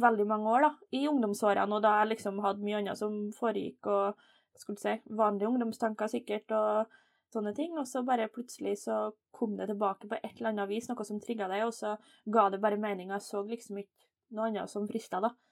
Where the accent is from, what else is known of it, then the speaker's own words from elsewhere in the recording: Steinkjer, Trøndelag, Norway; jeg er jo trønder, da. Eh, født og oppvokst i Steinkjer, så det er litt, sånn, litt nord for Trondheim